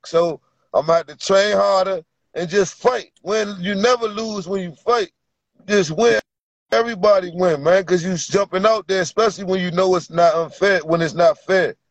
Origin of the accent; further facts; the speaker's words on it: Virginia, United States; I'm from Virginia